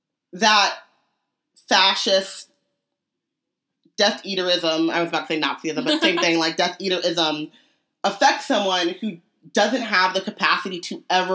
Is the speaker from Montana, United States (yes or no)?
no; California, United States; they were like, where are you from? And I was like, California, United